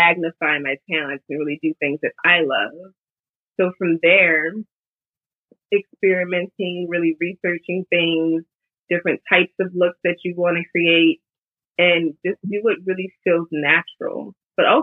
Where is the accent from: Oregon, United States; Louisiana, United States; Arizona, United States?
Louisiana, United States; New Orleans; moved away as an adult; now in New York, United States; Growing up in New Orleans